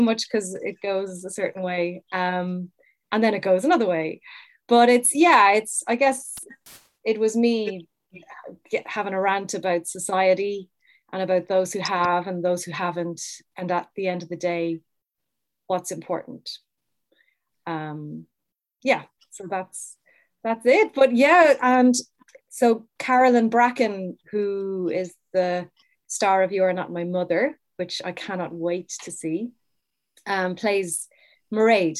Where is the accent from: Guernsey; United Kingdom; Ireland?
Ireland; Cork, Munster; I would have gone to all the Cork festivals growing up because I'm from Cork.